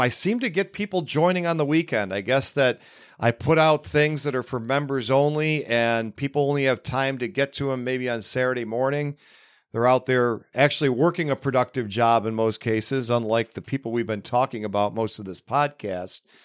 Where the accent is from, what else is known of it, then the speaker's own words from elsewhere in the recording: Buffalo, New York, United States; right here in my hometown of Buffalo, New York, although I, I live safely forty-five minutes northeast of it